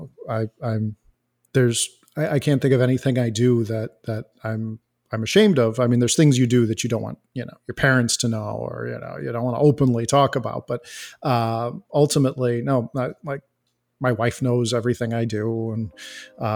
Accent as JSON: {"language": "English", "town": "Elgin", "region": "Illinois", "country": "United States", "said": "I am from Elgin, Illinois."}